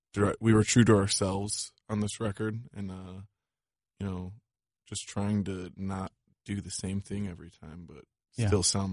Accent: Wisconsin, United States; They're from Wisconsin, and I'm from Wisconsin

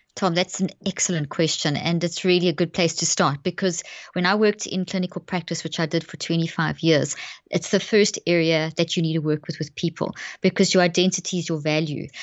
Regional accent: South Africa; moved away as an adult; also born or lived in Zimbabwe; now in Dallas, United States; I was born in Zimbabwe and grew up in South Africa, and we've been in the States now for twelve years. So we're based in Dallas

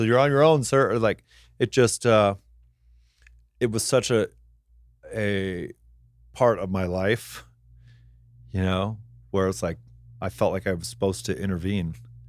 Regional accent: Palm Desert, California, United States; because I grew up in Palm Desert, where there's like only 5 people born there every year, but hundreds of people die every year, surrounded by old people.

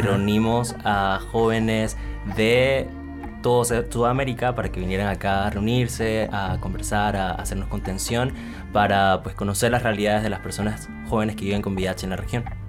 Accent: Panama; now in Bogotá, Colombia; soy de Panamá y pues efectivamente estoy en Bogotá en este momento

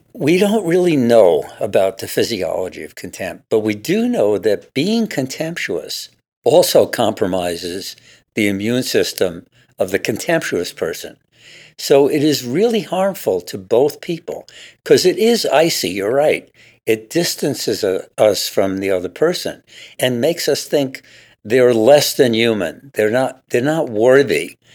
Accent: New York, United States; now in Seattle, United States; I grew up in New York

